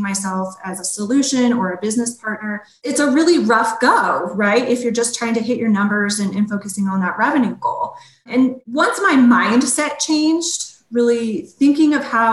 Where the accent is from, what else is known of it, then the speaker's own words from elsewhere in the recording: Colorado, United States; growing up in Colorado, it was always my dream to work for one of our sports teams here